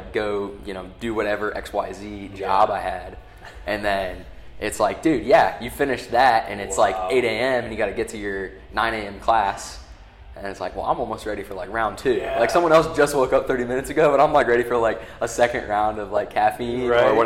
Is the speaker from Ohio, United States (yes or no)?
yes; Delphos, Ohio, United States; also born or lived in Findlay, Ohio; I'm from Ohio originally, so I grew up in Delphus, small place in like Northwest Ohio near like Lima